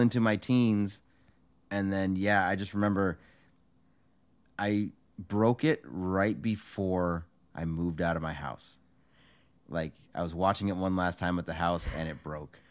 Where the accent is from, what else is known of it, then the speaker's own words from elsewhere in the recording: California, United States; Joey and I grew up in California